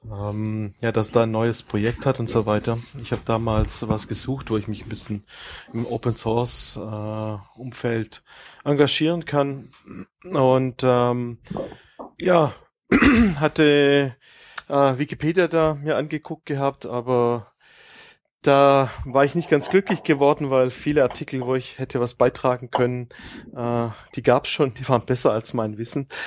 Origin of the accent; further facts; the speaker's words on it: Baden-Württemberg, Germany; ich komme aus äh, ursprünglich aus dem Großraum Stuttgart.